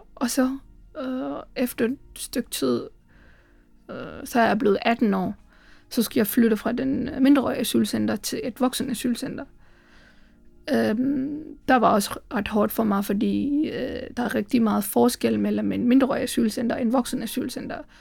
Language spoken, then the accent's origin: Danish; Sri Lanka; Danish is a second language; moved away as an adult; now in Aarhus, Denmark; jeg kommer fra Sri Lanka, og øh, jeg bor i Aarhus